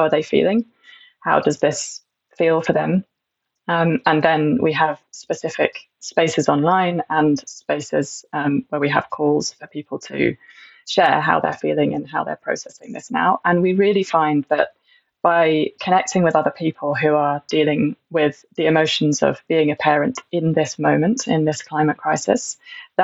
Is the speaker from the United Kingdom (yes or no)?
yes; Stroud, South West England, United Kingdom; I grew up in Stroud, where there's a strong activist community